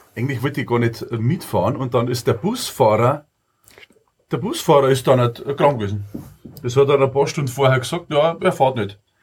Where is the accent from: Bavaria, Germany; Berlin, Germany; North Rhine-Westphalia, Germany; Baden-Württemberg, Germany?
Bavaria, Germany; Munich; bei uns in Minger